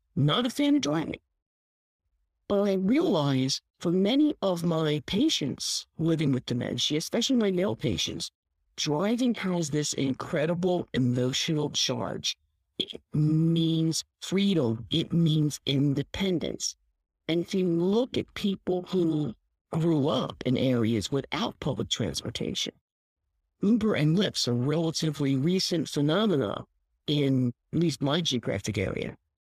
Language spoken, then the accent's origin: English; Philadelphia, Pennsylvania, United States; I grew up in Philadelphia. I mean, I grew up in a real city